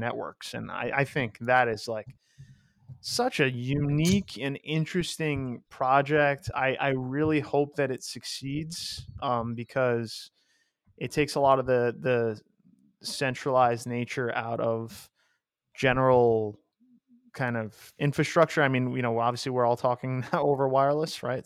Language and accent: English; New York, United States; a half American, half Greek boy from New York